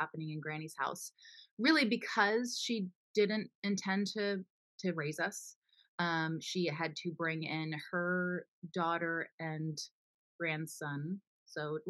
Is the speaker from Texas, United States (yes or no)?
no; Florida, United States; also born or lived in Pennsylvania; I was born in Pennsylvania, but raised in Florida with my younger sister